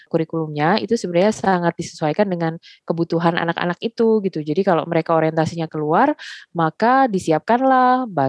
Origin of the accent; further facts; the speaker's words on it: Indonesia; born there; tapi Indonesia juga mengakui aku sebagai warga negara mereka karena aku lahir di Indonesia gitu.